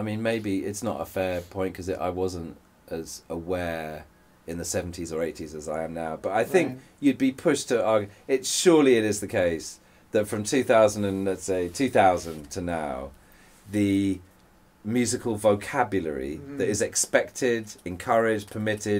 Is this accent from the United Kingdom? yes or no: yes; England, United Kingdom; I'm English